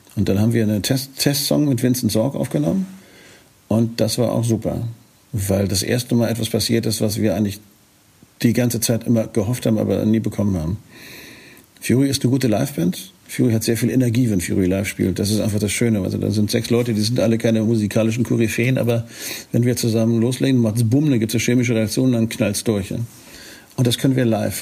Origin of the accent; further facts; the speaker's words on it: Northern Germany, Germany; als Norddeutscher